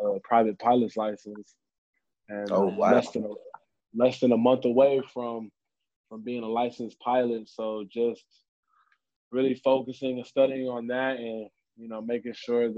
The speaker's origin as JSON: {"language": "English", "region": "California", "country": "United States", "tie": "born or raised there", "said": "I grew up in California"}